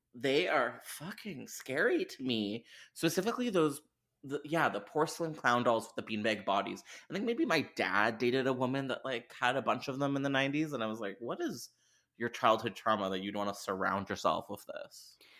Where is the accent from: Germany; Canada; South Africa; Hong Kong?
Canada; I'm Canadian